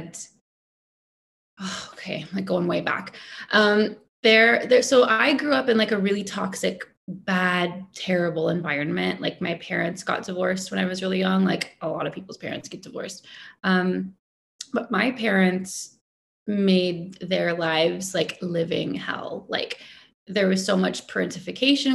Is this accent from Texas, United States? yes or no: yes; Dallas, Texas, United States; moved away as an adult; now in Toronto, Canada; I grew up in Texas. In Texas. Dallas, Texas.